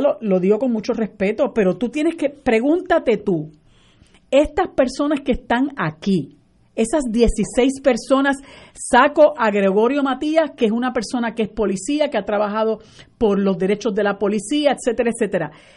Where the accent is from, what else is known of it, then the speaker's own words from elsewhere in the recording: Puerto Rico; nosotros somos colonia de los Estados Unidos